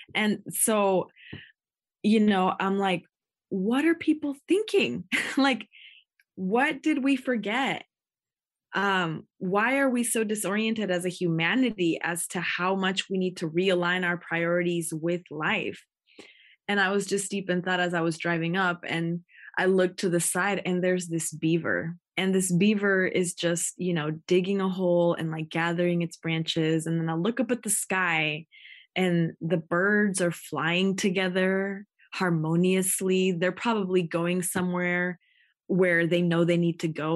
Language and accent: English; Takelma territory, Rogue Valley, Southern Oregon, United States; I'm Chicana Indigena, born and raised on Tequelma territory